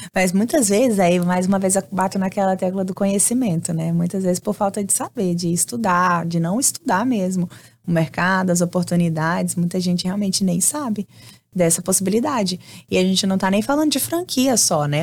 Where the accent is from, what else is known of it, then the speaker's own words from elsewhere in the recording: Brazil; moved away as an adult; also born or lived in Florida, United States; now in United States; E eu tinha acabado de chegar do Brasil